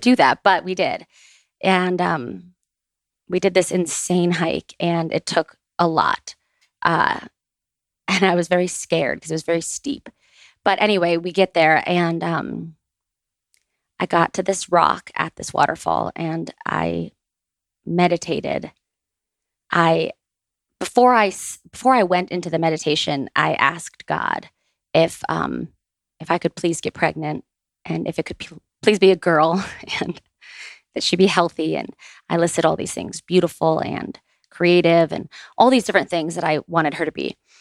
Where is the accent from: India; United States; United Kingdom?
United States; Boca Raton, Florida; we grew up in Boca Raton